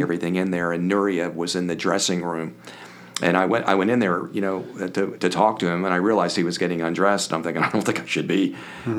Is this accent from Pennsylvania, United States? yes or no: yes; Springfield, Pennsylvania, United States; also born or lived in Philadelphia, Pennsylvania; now in Kansas City, United States; I had a blessed life growing up in Springfield, 12 miles southwest of Philadelphia.